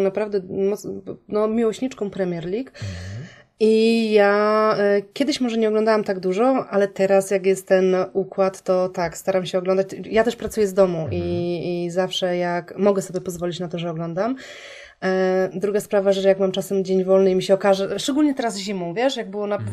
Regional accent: Poznań, Greater Poland, Poland; moved away; pochodzę z Poznania

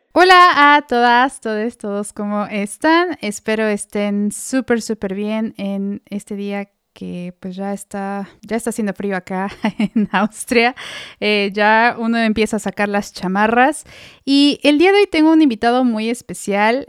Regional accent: Mexico; moved away; Como, como mexicanos

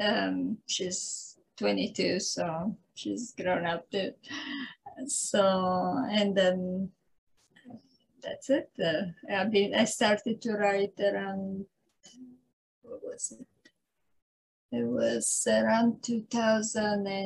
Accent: Italy; English is a second language; moved away as an adult; now in San Diego, United States; I was born in Italy. I lived there for, I left Italy in, I think it was 1976

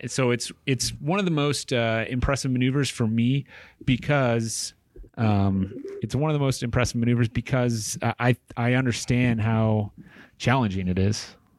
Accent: Tucson, Arizona, United States; moved away as an adult; it's my hometown

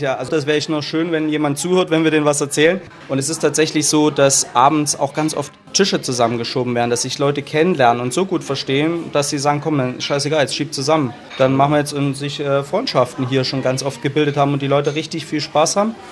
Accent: Chemnitz, Saxony, Germany; moved away as an adult; also born or lived in England; now in Cologne, Germany; ich bin Sachse

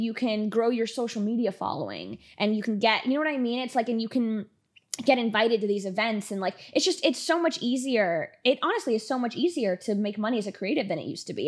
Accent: Miami, Florida, United States; moved away as an adult; now in Los Angeles, United States; born and raised in Miami, went straight from there to L A when I moved here five years ago

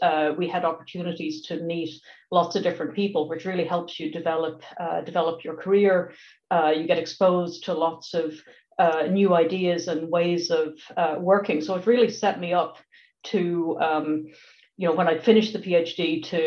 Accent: Dublin, Leinster, Ireland; moved away as an adult; now in Washington, D.C., United States; I'm from Dublin

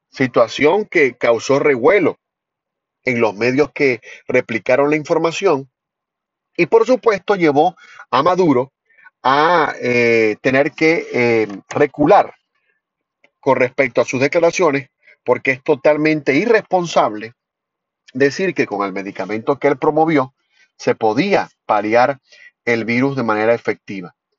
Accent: Venezuela; como venezolanos

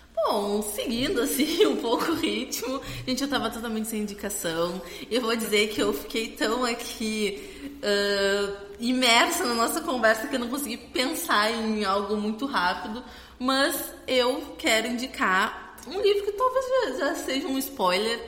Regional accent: Rio Grande, Rio Grande do Sul, Brazil; eu sou da Bernadette, do fundão da Bernadette aqui em Rio Grande

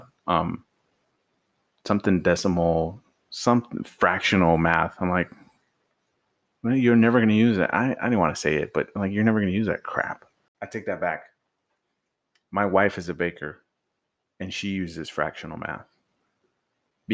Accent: Mexico; now in United States; We were both born in Mexico. And then they came over.

